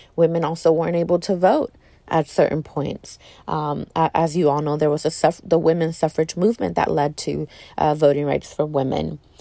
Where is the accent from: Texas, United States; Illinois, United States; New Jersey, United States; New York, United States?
Texas, United States; As a female, as a Texan